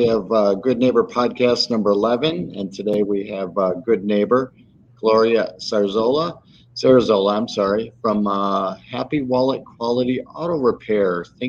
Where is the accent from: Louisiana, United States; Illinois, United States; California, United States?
Illinois, United States; the Midwest; now in Naples, United States; I'm originally from the Midwest and up by Chicago